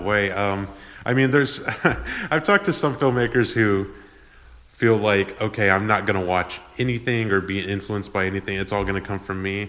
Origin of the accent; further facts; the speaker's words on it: San Antonio, Texas, United States; also born or lived in Edinburg, Texas; I'm from San Antonio